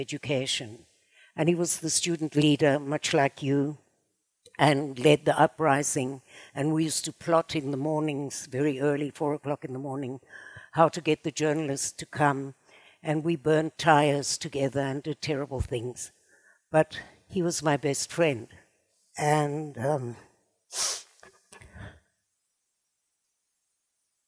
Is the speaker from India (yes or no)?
no; South Africa; now in Israel; the beginning of my life was in South Africa, as you probably can hear from my charming accent.